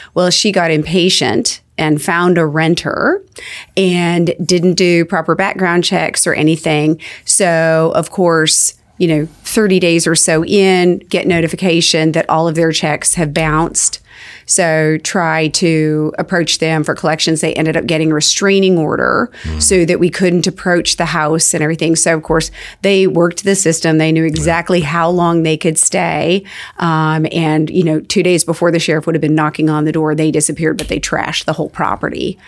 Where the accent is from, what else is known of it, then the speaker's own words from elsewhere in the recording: Arizona, United States; I was raised in Arizona